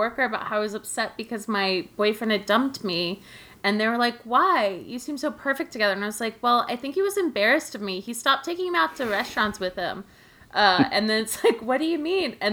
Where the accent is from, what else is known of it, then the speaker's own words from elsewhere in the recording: Dallas, Texas, United States; also born or lived in Austin; I'm from Dallas